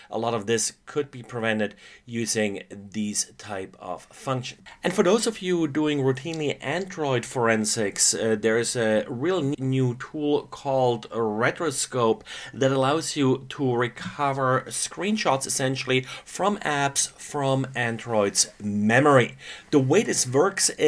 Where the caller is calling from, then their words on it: Stockheim, Bavaria, Germany; today I'm recording from Stockheim, Germany.